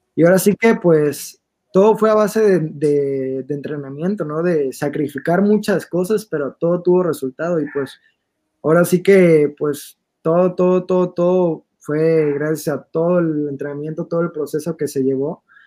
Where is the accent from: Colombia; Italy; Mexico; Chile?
Mexico; nosotros que somos de Moducuan